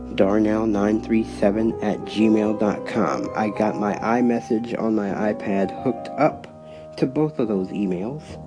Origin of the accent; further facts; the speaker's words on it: Cleveland, Ohio, United States; moved away; The reason for the 216 is because I'm originally from Cleveland